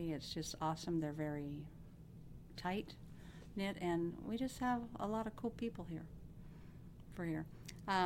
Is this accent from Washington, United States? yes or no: yes; Benton City, Washington, United States; Have lived in Benton City for over 55 years. This is my hometown